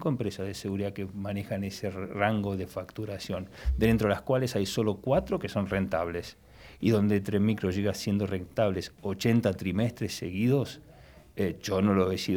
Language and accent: Spanish; Buenos Aires, Argentina; moved away as an adult; now in Madrid, Spain; se podrán dar cuenta por mi acento que no soy español. No eres el primero. No, me imagino. Vengo de Buenos Aires